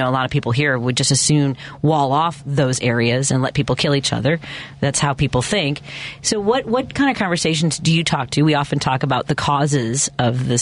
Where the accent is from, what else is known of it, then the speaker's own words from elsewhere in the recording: Chicago, Illinois, United States; I grew up here in Jefferson Park, Norwood Park area